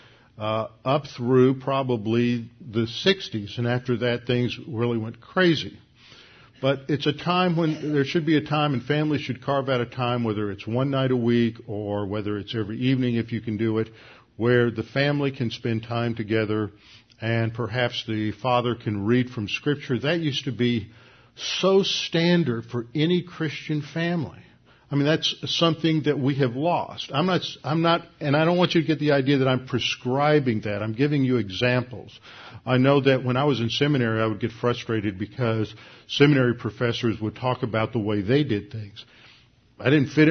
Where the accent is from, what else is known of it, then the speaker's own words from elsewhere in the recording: Houston, Texas, United States; I grew up here in Houston